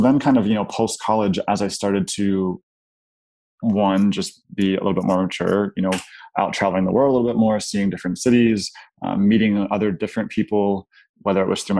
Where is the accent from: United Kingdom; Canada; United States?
United States; Pittsburgh, Pennsylvania; moved away as an adult; now in Chicago, United States; I grew up in a pretty affluent white suburb in Pittsburgh, middle to upper class